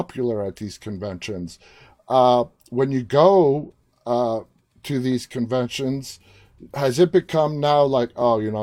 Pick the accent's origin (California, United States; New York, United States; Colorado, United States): New York, United States; New York City; moved away; It is my hometown. It's where I was born and raised, New York City.